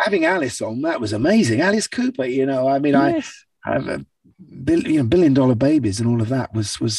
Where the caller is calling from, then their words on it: London, United Kingdom; London, central London. I'm in my little studio that I've got at the top of my house here.